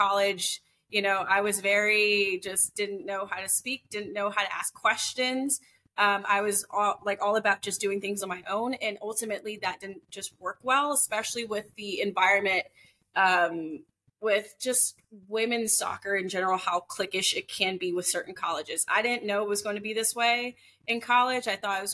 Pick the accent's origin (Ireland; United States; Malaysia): United States; Atlanta, Georgia; I'm from Atlanta, so we're always down there